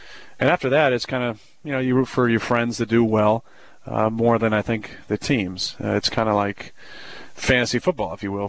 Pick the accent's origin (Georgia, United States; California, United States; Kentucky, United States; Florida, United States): California, United States; Northern